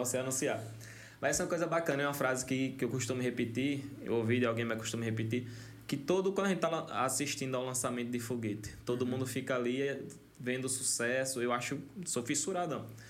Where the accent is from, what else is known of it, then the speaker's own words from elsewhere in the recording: Canindé de São Francisco, Sergipe, Brazil; also born or lived in Paulo Afonso, Bahia / Nossa Senhora da Glória / Aracaju; sou de Canindé, sou sergipano. Só que, curiosamente, eu tive que nascer em Paulo Afonso porque não tinha maternidade em Canindé.